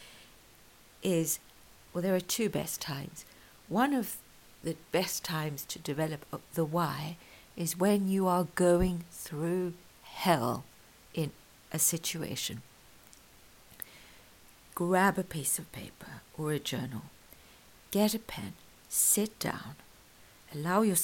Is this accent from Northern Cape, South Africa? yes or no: no; KwaZulu-Natal, South Africa; I grew up in South Africa. I was born in Natal, where Zulu is one of the native languages there